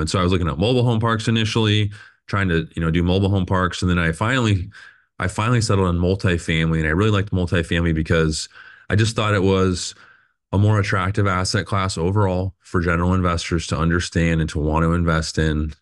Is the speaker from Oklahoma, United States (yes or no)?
no; Phoenix, Arizona, United States; I was born and raised here in Phoenix